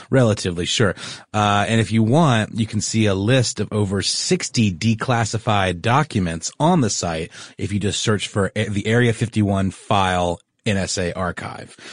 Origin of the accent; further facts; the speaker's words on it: Augusta, Georgia, United States; my hometown of Augusta, Georgia